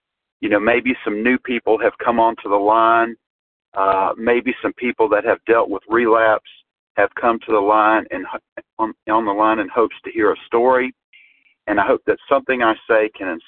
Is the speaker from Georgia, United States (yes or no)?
yes; Georgia, United States; I am from Georgia.